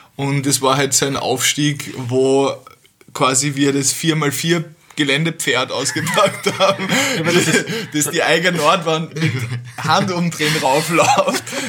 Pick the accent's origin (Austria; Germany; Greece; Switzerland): Austria; also born or lived in Vienna; bei uns in Österreich